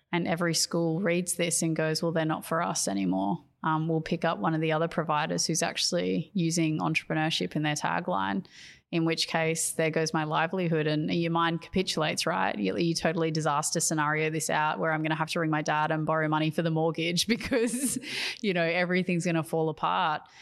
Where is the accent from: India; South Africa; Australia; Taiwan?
Australia; being an Australian educator